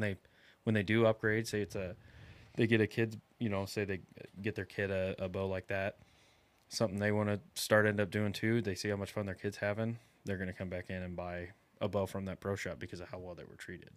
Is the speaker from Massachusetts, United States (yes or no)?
no; Iowa, United States; now in South Texas, United States; I'm from Iowa, and in Iowa, we, you get a, two full months of archery season